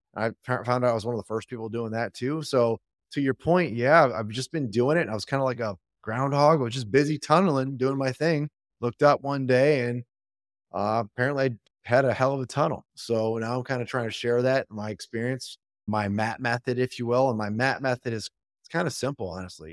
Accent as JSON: {"language": "English", "town": "Royal Oak", "region": "Michigan", "country": "United States", "said": "Detroit area. Yep, there's a city called Royal Oak. I'm from Royal Oak."}